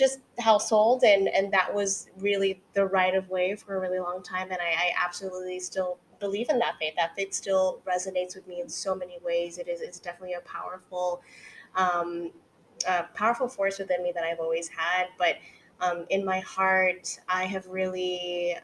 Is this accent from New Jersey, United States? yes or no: no; California, United States; moved away as an adult; now in New York City, United States; I am a California girl through and through